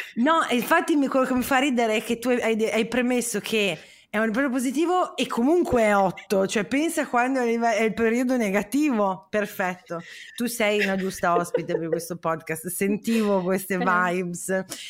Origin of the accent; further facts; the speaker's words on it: Parma, Emilia-Romagna, Italy; io sono di Parma